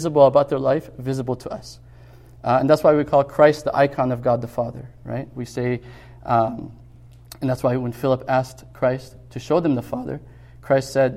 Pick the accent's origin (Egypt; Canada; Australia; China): Egypt; moved away; growing up in Egypt